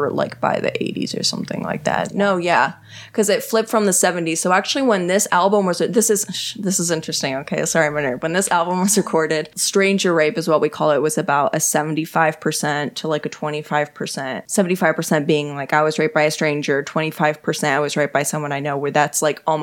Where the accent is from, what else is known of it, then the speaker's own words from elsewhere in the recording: Texas, United States; I'm from Texas